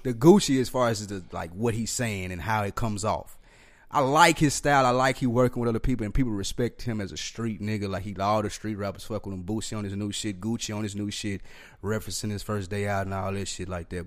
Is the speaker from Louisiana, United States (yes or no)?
no; Nashville, Tennessee, United States; I'm from the South Nashville